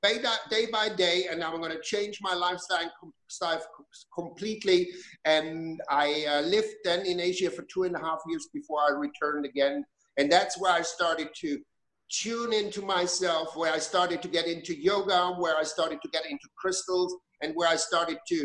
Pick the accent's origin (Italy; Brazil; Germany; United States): Germany; moved away as an adult; When I grew up in Germany. I was born in Germany. I spent the first 20 years of my life there.